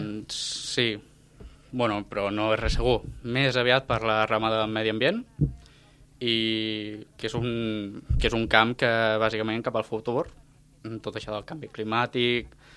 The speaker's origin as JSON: {"language": "Catalan", "town": "Reus", "region": "Catalonia", "country": "Spain", "said": "Jo vinc de Reus, poble que també està al costat de Riudoms"}